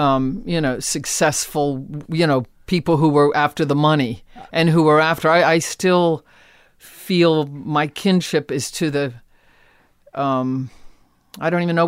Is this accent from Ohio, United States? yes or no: yes; Akron, Ohio, United States; born or raised there